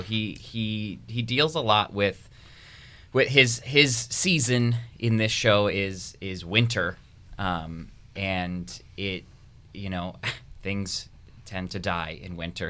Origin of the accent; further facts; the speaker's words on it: Rhode Island, United States; moved away; I was born and raised in Rhode Island